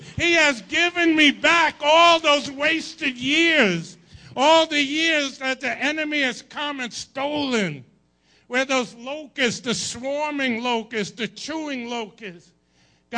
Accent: Long Island, New York, United States; I grew up in Long Island

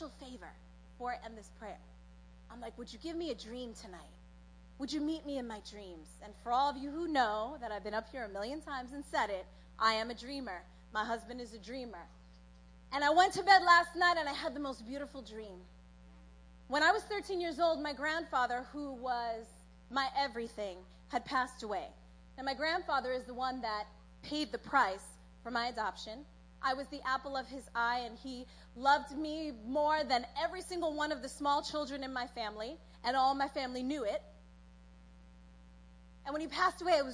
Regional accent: New York, United States; born or raised there; also born or lived in South America

